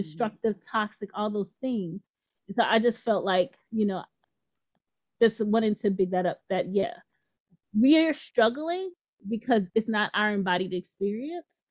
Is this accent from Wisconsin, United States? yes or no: no; New York City, New York, United States; moved away; also born or lived in Louisiana; I grew up in the Bronx